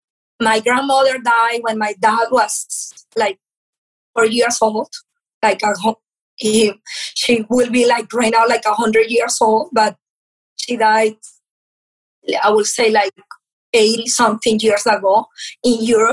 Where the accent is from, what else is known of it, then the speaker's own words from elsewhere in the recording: Venezuela; first language Portuguese; English is a second language; moved away; also born or lived in Portugal; I came from Venezuela. My parents are from Portugal. And I moved to Venezuela without speaking Spanish. I was speaking Portuguese.